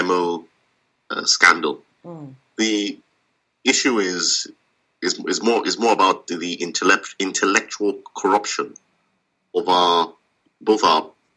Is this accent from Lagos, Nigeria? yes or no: no; Edo, Nigeria; I'm from Edo State.